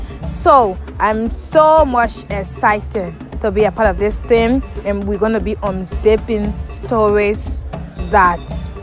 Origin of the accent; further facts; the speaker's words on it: Liberia; I'm from Liberia. I hail from the Kpele tribe in Liberia. That's the third largest group in Liberia.